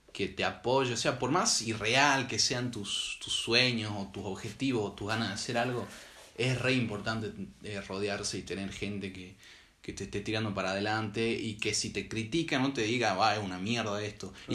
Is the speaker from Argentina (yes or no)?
yes; Salta, Argentina